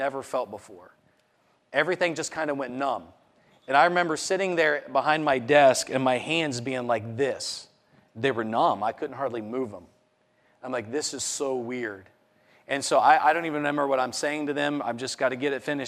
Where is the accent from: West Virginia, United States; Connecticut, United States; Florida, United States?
West Virginia, United States; Morgantown; my hometown marathon